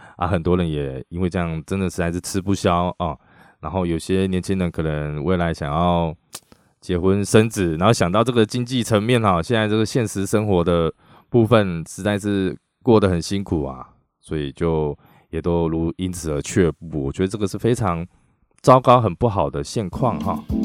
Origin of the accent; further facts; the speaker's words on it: Taiwan; 我们台湾人